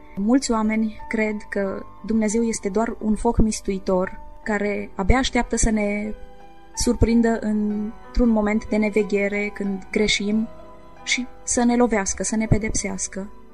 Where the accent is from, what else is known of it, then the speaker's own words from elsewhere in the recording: Maramureș County, Romania; folclorul maramureșan, pentru că făcea parte din zona natală